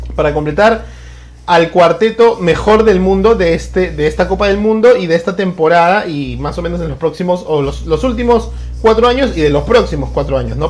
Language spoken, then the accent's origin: Spanish; Peru